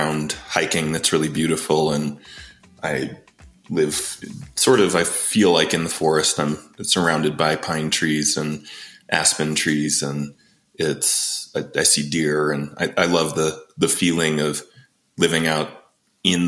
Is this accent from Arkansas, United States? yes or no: no; Arizona, United States; moved away as an adult; also born or lived in Boulder, Colorado; now in Colorado, United States; I'm from Arizona originally